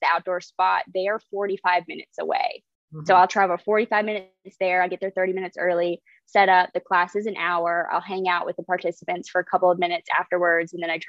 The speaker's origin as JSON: {"language": "English", "town": "Lake City", "country": "United States", "tie": "born or raised there", "said": "in my hometown of Lake City"}